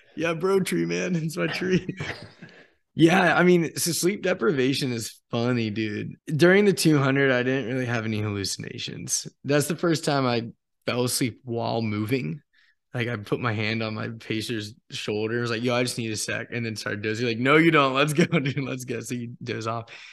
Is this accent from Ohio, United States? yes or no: no; Apex, North Carolina, United States; Apex, North Carolina